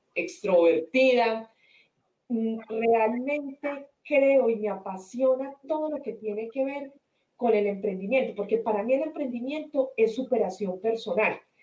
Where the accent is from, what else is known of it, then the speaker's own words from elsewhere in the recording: Colombian Coffee Axis, Colombia; moved away as an adult; also born or lived in Spain; now in United States; soy colombiana del eje cafetero, eh, vivo hace siete años en los Estados Unidos